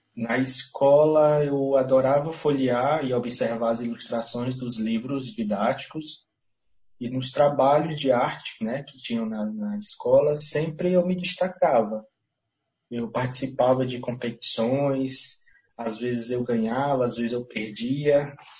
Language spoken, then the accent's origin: Portuguese; Teresina, Piauí, Brazil; moved away as an adult; now in Serra da Ibiapaba, Brazil; eu sou piauiense, mas criado em Teresina